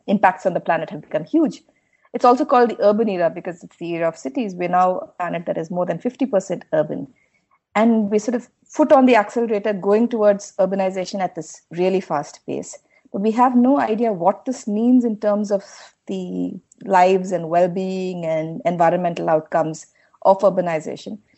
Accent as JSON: {"language": "English", "town": "Bengaluru", "region": "Karnataka", "country": "India", "tie": "born or raised there", "said": "I'm from Bangalore. I'm from the city. This is where I grew up, and uh, this is home"}